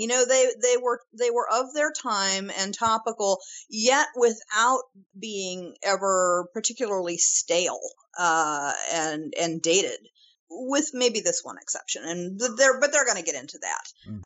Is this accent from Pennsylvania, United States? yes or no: no; St. Louis / St. Charles, Missouri, United States; my hometown